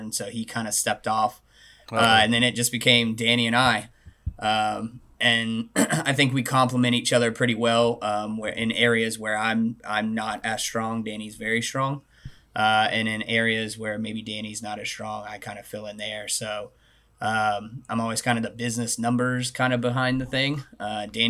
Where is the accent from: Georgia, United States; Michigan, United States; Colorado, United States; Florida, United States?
Florida, United States; Tallahassee; I was born and raised here in Tallahassee